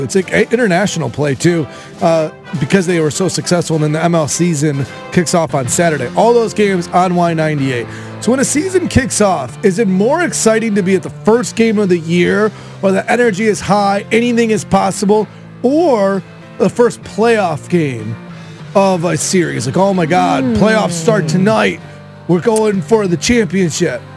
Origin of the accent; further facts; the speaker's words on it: Chicago, Illinois, United States; now in St. Louis, United States; I grew up in Chicago.